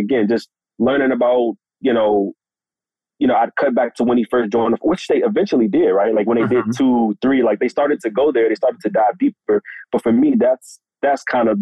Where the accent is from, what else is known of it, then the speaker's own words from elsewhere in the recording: Washington, District of Columbia, United States; Washington, D.C., my hometown